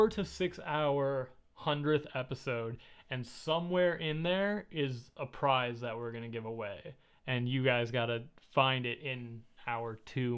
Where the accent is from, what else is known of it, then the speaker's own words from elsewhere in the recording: Illinois, United States; moved away; also born or lived in Houston; When I was growing up in Illinois